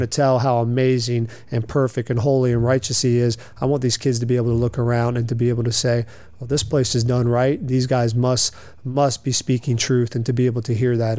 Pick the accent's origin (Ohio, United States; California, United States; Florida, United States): Florida, United States; Lakeland; also born or lived in Delray Beach, Florida; I grew up here in Lakeland, graduated from George Jenkins High School in 1998.